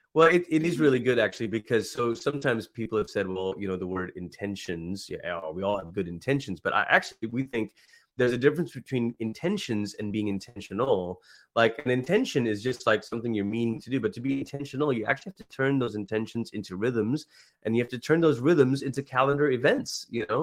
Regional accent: Malaysia; also born or lived in Oklahoma; now in United States; growing up in Malaysia, so I'm a first generation immigrant

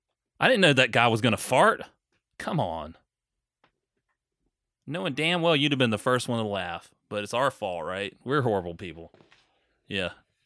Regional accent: South Carolina, United States; We're both from South Carolina, so I'll take some credit. He learned it from me.

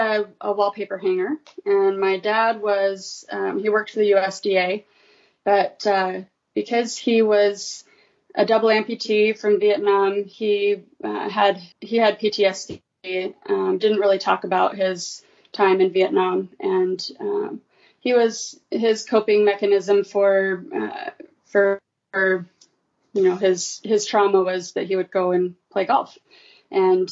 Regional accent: Colorado, United States; moved away as an adult; also born or lived in California / Maryland; now in St. George, United States; I grew up in Colorado, graduated from Arapaho High School in Colorado

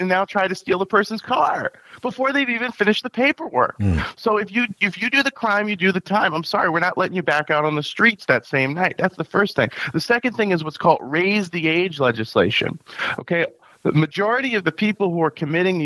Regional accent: upstate New York, United States; also born or lived in Long Island, New York; I've lived in upstate New York for most of my life, moved here when I was 6 years old. I was born on Long Island

